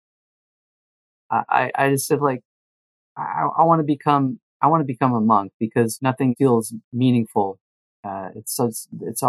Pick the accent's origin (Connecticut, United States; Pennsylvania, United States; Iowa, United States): Connecticut, United States; rural; moved away as an adult; also born or lived in Los Angeles, California; I moved with my band from Connecticut to LA, to Hollywood